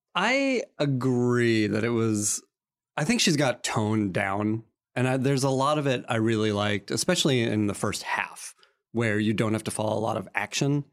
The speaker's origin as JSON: {"language": "English", "region": "Massachusetts", "country": "United States", "tie": "born or raised there", "said": "I grew up in Massachusetts"}